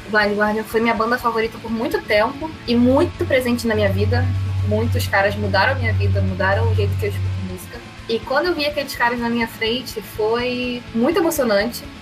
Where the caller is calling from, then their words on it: Rio de Janeiro, Brazil; tenho 21 anos e falo do Rio de Janeiro.